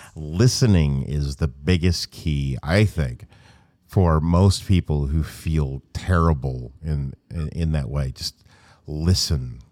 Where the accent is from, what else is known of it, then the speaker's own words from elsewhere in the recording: Stuttgart, Arkansas, United States; I'm from Arkansas